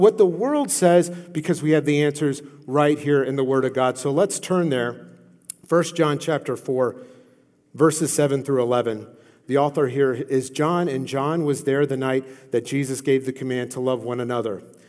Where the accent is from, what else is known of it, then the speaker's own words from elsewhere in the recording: Louisiana, United States; I come from Louisiana, okay? We're crazy, okay?